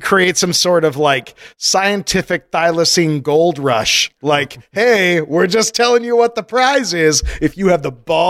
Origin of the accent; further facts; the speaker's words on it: Colorado, United States; moved away; I grew up in Colorado.